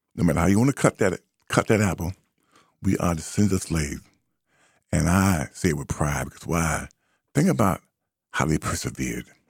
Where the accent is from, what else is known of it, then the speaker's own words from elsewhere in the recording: United States; I am first and foremost an American